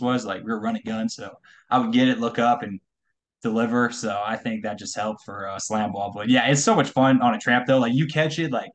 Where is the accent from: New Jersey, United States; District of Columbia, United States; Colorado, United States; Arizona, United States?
Colorado, United States; I'm from Colorado